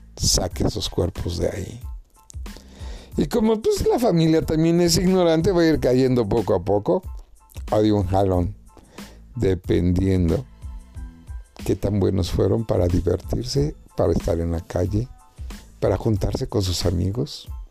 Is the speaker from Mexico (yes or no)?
yes; Mexico; mi pueblo, a mi México